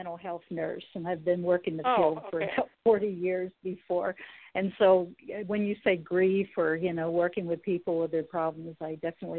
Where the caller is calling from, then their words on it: Sacramento, California, United States; Oh, yeah. Yes. Sacramento.